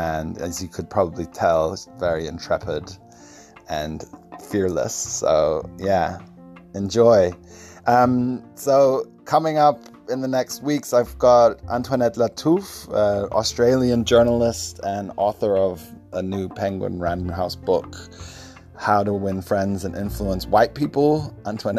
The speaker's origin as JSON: {"language": "English", "town": "Stockholm", "region": "Stockholm County", "country": "Sweden", "tie": "born there", "said": "Last thing I wanted to say was I was born in Stockholm a couple of days after the Bader Meinhof gang took the German embassy"}